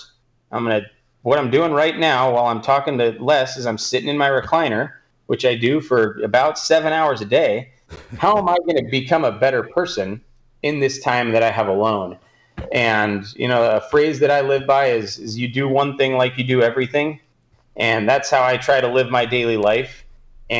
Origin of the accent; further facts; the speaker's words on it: Southern California, United States; I am from Southern California